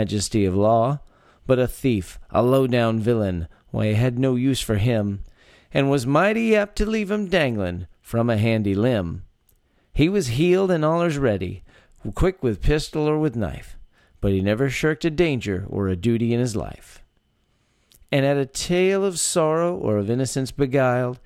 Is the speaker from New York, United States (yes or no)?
no; Texas, United States; born or raised there